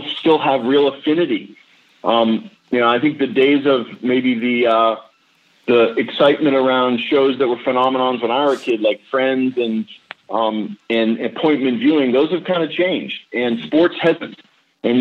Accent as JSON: {"language": "English", "region": "New England", "country": "United States", "tie": "born or raised there", "said": "I grew up in New England."}